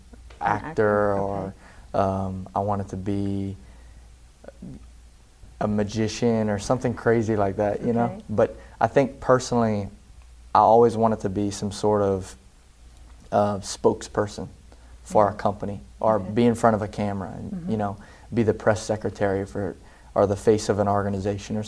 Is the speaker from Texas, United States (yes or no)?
no; St. Martinville, Louisiana, United States; also born or lived in Catahoula, Louisiana / New Iberia, Louisiana; I'm from the big old city, St. Martinville, Louisiana. but technically, I kind of grew up, my childhood was in Catahoula, which is about 15 minutes outside of St. Martinville.